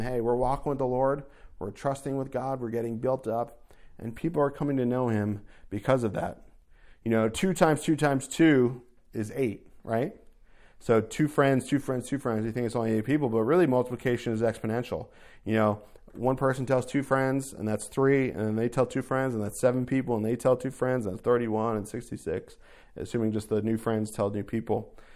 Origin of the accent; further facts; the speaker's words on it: New Jersey, United States; moved away as an adult; also born or lived in New York; I grew up in North Jersey